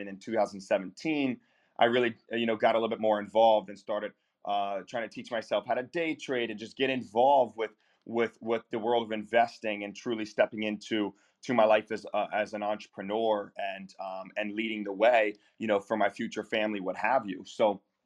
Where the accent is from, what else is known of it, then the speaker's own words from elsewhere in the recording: Eastern North Carolina, United States; also born or lived in Charleston, South Carolina; now in Fort Lauderdale, United States; my small Eastern North Carolina hometown where I grew up uh, towards the Outer Banks